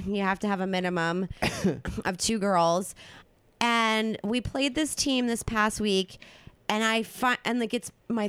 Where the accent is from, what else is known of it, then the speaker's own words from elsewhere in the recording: New Jersey, United States; Well, technically, I'm from Jersey, so that does make me proud.